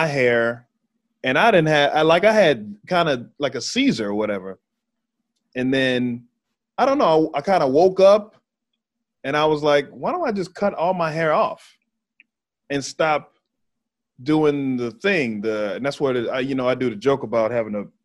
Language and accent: English; Texas, United States